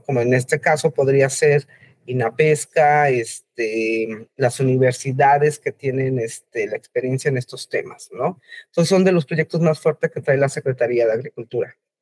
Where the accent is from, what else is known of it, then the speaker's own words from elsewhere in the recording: Mexico City, Mexico; Yo soy de la Ciudad de México